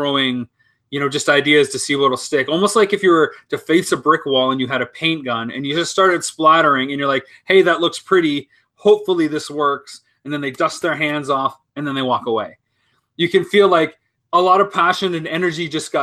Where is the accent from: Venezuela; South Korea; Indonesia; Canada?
Canada; London, Ontario; moved away as an adult; also born or lived in United States; I'm from London, Ontario. I've lived abroad for the last